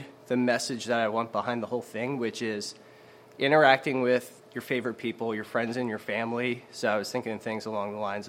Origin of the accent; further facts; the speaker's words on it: Audubon, New Jersey, United States; also born or lived in Baltimore, Maryland; I grew up the rest of my life in Audubon, New Jersey, which is right over the Walt Whitman Bridge